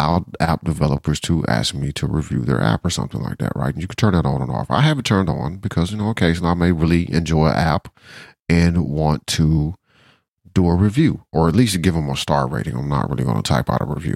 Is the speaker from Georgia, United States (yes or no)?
yes; Georgia, United States; I'm from Georgia, so you know I don't like the Alabama Crimson Tide.